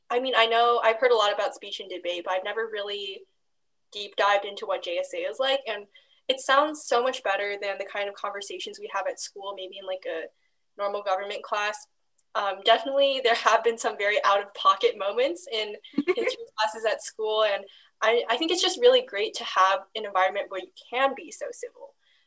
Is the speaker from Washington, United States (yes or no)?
yes; Bellevue, Washington, United States; growing up in Bellevue, that bubble where you don't often disagree with people